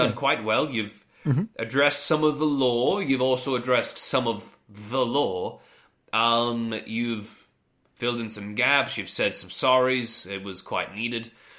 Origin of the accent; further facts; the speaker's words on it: western suburbs of Victoria, Australia; I grew up in the western suburbs of Victoria.